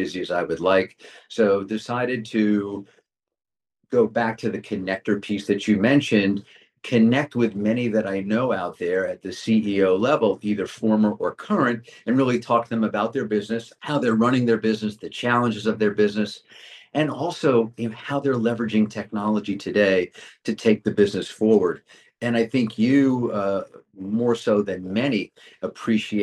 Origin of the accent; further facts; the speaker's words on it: Westchester County, New York, United States; also born or lived in Manhattan; I grew up in Westchester County, only child, scrappy